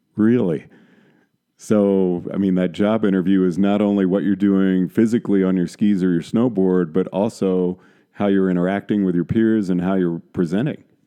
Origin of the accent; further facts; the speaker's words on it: San Antonio, Texas, United States; moved away; I grew up in San Antonio, Texas